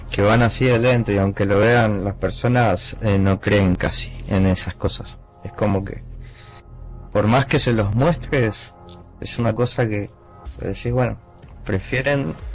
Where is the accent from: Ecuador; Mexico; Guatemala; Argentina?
Argentina; Misiones; Eh, yo soy de Argentina, de Misiones.